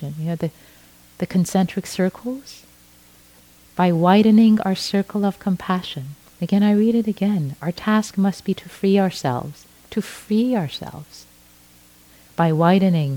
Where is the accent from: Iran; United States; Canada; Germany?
Iran; first language Persian; English is a second language; moved away; I was brought up in Iran, which is why I speak Farsi, my native language